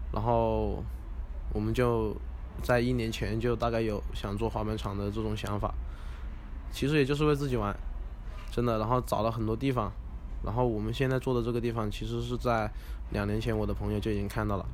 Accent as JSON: {"language": "Chinese", "town": "Zhuzhou", "region": "Hunan", "country": "China", "tie": "born or raised there", "said": "我老家在湖南株洲嘛"}